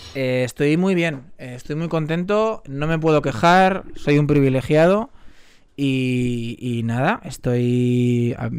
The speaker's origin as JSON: {"language": "Spanish", "town": "Tres Cantos", "region": "Community of Madrid", "country": "Spain"}